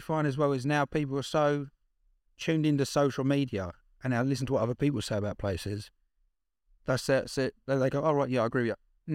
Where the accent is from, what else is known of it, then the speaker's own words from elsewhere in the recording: Essex, East of England, United Kingdom; I'm from Essex, so it's pretentious as hell.